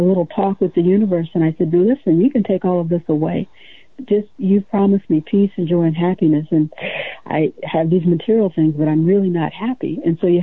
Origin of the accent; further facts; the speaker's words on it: a small town in Ohio, United States; moved away as an adult; now in Hawaii, United States; I was born and reared in the Midwest, a small town in Ohio